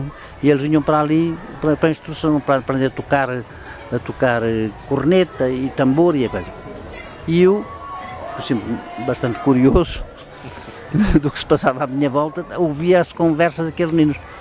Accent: Portugal; also born or lived in Guarda; São Pedro do Sul, que a minha aldeia, não tinha eletricidade

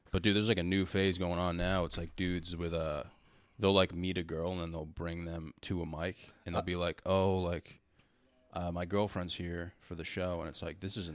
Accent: Rhode Island, United States

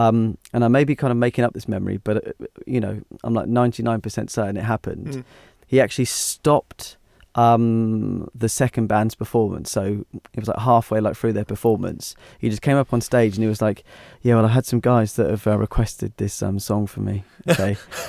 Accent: Hythe, South East England, United Kingdom; Because I grew up in Hythe, and there was hardly any real music.

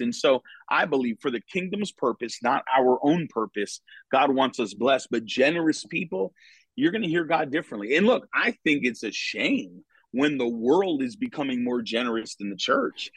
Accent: Connecticut, United States; moved away as an adult; now in Florida, United States; was born and raised in Connecticut

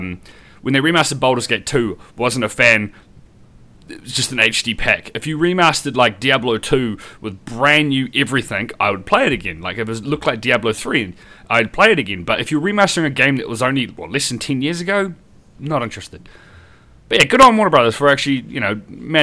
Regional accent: New Zealand; as a Kiwi

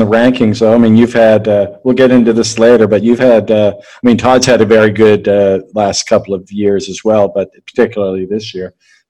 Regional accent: Canada; And also, me being Canadian, and I just had Nick Sackvi on the podcast a little while ago.

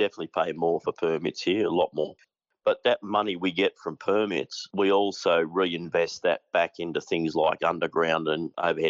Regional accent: Western Australia, Australia; being West Australian

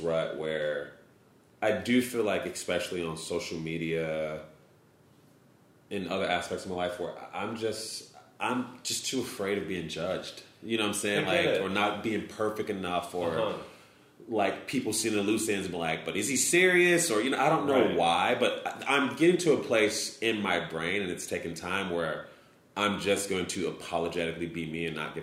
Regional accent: Chicago, Illinois, United States; also born or lived in Hammond, Indiana; I'm from Chicago

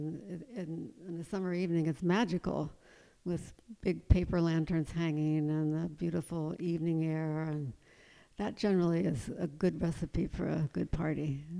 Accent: East Coast, United States; we designed a house and built it that was quite traditional because I'm from the East Coast originally and I love the Virginia-type farmhouses

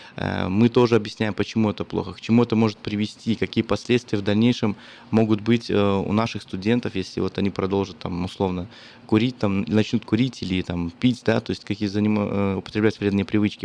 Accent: Belarus; now in Sacramento, United States; я как белорус

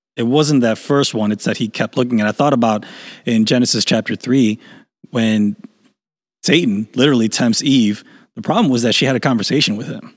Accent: Chicago, Illinois, United States; I grew up in Chicago

